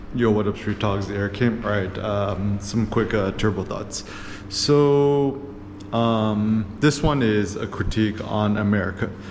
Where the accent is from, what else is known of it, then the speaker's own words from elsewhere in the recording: Bay Area, California, United States; moved away as an adult; now in Phnom Penh, Cambodia; I was born in the States, born, born in the Bay Area